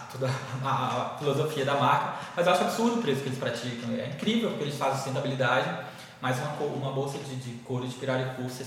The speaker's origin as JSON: {"language": "Portuguese", "region": "Maranhão", "country": "Brazil", "tie": "born there", "said": "eu sou maranhense de nascença, mas minha família mora em Rondônia, já tem muitos anos."}